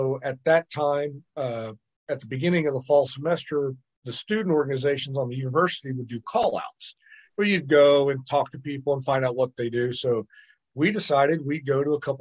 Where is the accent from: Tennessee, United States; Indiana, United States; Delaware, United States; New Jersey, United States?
Indiana, United States; Muncie; I'm originally from Muncie, Indiana. Grew up in Indiana.